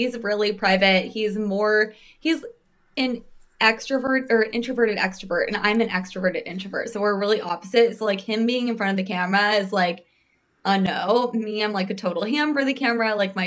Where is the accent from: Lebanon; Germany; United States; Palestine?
United States; Phoenix, Arizona; now in New York, United States; I'm from Phoenix.